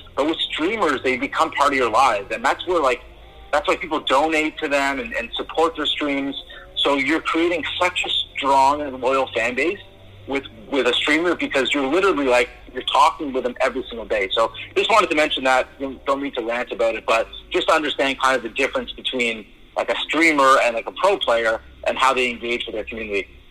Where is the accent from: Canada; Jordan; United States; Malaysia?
Canada; Toronto, Ontario; I'm from Toronto